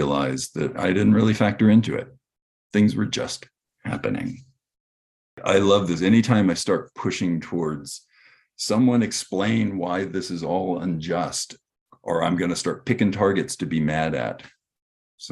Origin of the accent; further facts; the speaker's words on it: Texas, United States; grew up in Texas